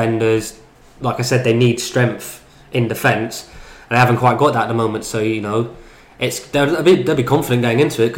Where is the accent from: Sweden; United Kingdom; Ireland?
Ireland; speaking as an Irishman